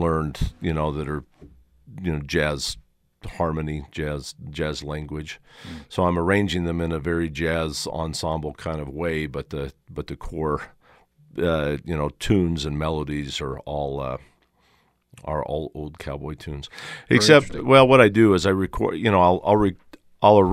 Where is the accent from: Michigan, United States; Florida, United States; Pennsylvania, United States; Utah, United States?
Utah, United States; the Valley; I grew up here in the Valley